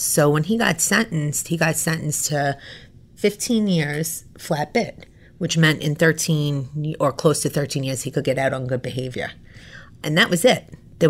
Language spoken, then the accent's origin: English; New York, United States; moved away as an adult; also born or lived in Florida; I lived in Florida. I'm from New York, but I lived in Florida. I went to graduate school in Florida.